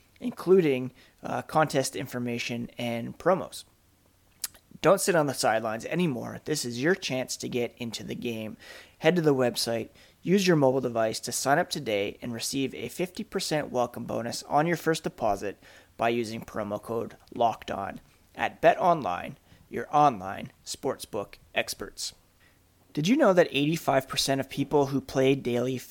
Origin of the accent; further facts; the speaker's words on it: Ottawa, Ontario, Canada; I grew up in Ottawa